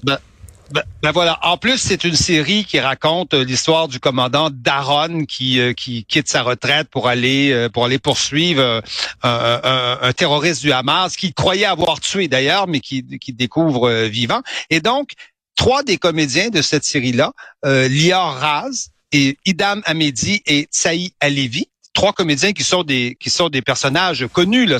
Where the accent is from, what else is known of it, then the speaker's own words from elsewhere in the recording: Canada; now in Paris, France; comme chez nous au Canada